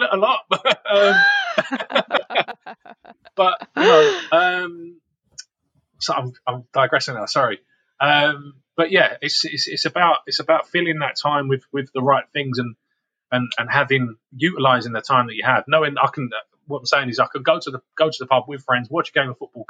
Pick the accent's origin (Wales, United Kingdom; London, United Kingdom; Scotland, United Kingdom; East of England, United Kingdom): London, United Kingdom; moved away; also born or lived in Harlow, Essex; I was brought up in Camden, Northwest London